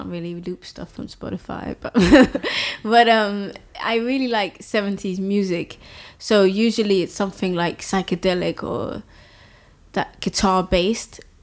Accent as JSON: {"language": "English", "country": "Denmark", "tie": "born or raised there", "also_born_or_lived": "London", "said": "I was born in London actually, but I grew up in Denmark"}